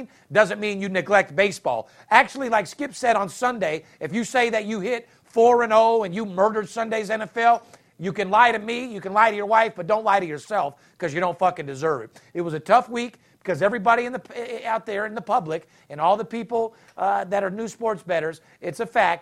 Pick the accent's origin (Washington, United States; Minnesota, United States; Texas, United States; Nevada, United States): Nevada, United States; Las Vegas; I'm third generation, born and raised in Vegas.